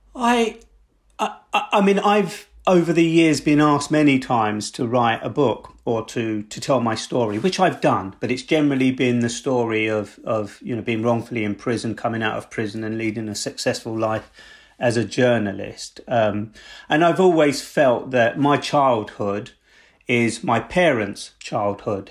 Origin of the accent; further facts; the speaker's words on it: London, United Kingdom; I grew up in South East London